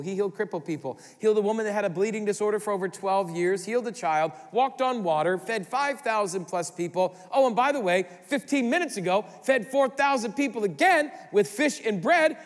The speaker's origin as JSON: {"language": "English", "region": "Midwest", "country": "United States", "said": "we're from the Midwest"}